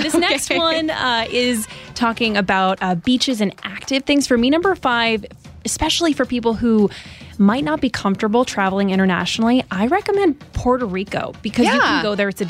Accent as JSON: {"language": "English", "town": "Lutry", "region": "Vaud", "country": "Switzerland", "tie": "born or raised there", "moved": "yes", "said": "So I grew up in Lutry, which is a small town next to Lausanne in the French side"}